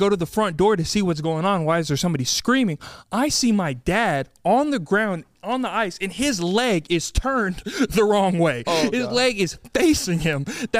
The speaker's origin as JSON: {"language": "English", "region": "Texas", "country": "United States", "said": "as a Texan, we're not used to ice."}